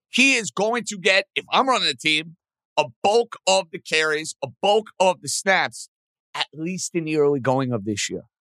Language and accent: English; New York, United States; I'm a New Yorker through and through.